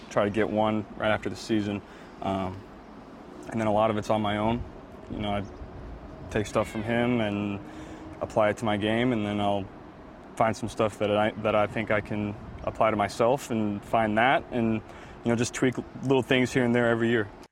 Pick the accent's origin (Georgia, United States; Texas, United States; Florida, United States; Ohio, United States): Ohio, United States; moved away as an adult; also born or lived in Baton Rouge; I grew up in Ohio, played high school football in Ohio, but then I played my college ball in Baton Rouge